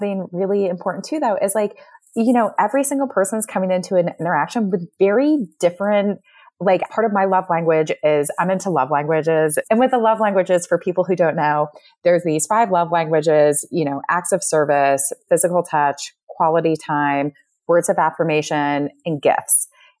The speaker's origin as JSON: {"language": "English", "region": "Connecticut", "country": "United States", "tie": "born or raised there", "also_born_or_lived": "Pennsylvania / New York", "moved": "as an adult", "lives_now": "Midwest, United States", "said": "I was born and raised in Connecticut, Pennsylvania, New York."}